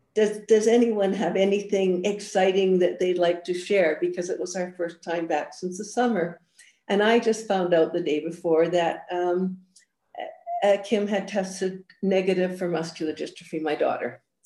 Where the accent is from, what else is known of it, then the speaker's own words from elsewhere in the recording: Edmonton, Alberta, Canada; also born or lived in Scotland; Well, I was born in Scotland. And came to Edmonton as a child and absolutely hated it, was terribly, terribly homesick, and mostly because my family was all back in Scotland